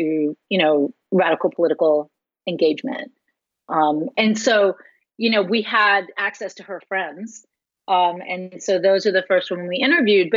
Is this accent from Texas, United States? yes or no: yes; Austin, Texas, United States; moved away; I was in Austin, my hometown